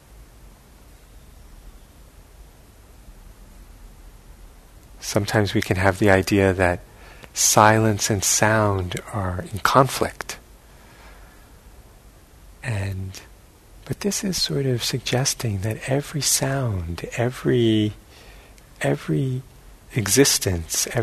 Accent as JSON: {"language": "English", "town": "New York City", "region": "New York", "country": "United States", "tie": "born or raised there", "said": "where I grew up in New York City"}